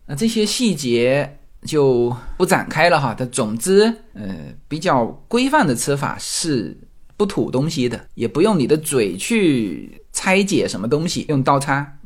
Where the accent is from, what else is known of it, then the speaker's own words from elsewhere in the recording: China; now in United States; 我们中国人喝酒是一个叫团体行为